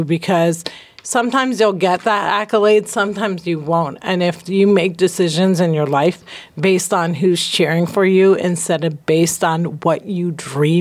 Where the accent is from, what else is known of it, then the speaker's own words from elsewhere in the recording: New Jersey, United States; I'm from Jersey.